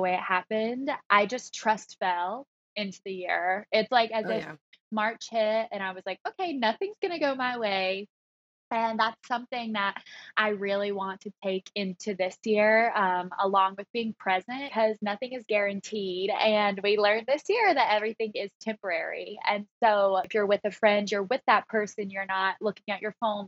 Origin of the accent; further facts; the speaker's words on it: the South, United States; accent: Southern; moved away as an adult; now in New York City, United States; I grew up in the South, so it was like that pageant world